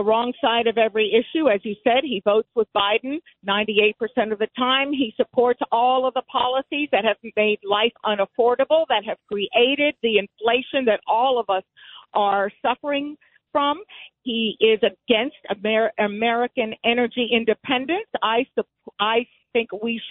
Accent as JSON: {"language": "English", "region": "Havana", "country": "Cuba", "tie": "born or raised there", "moved": "yes", "said": "I was born in Havana, Cuba"}